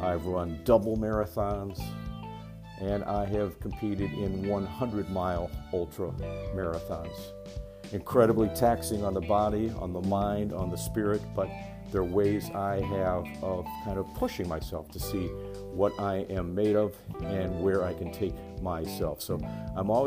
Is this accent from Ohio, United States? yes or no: yes; Euclid, Ohio, United States; moved away as an adult; also born or lived in Rapid City, South Dakota / Cedar Rapids, Iowa / Buffalo, New York; I grew up in Euclid, Ohio, and am a graduate of Euclid High School.